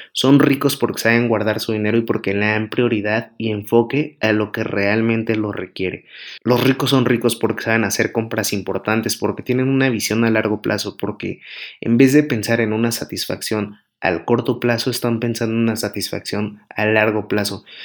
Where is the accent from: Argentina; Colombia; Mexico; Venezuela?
Mexico; aquí en México, que es mi país natal